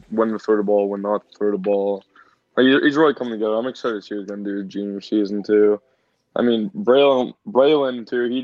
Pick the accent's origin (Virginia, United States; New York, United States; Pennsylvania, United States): Pennsylvania, United States; Brockway; I'm a junior from Brockway